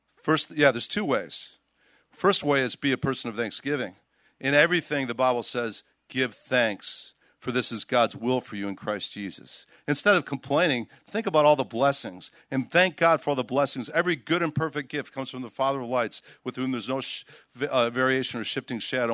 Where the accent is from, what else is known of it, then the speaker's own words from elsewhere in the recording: Chicago, Illinois, United States; Chicago, where I'm from. I grew up in Chicago